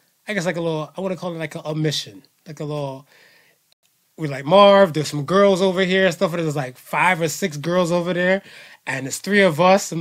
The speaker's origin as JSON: {"language": "English", "country": "United States"}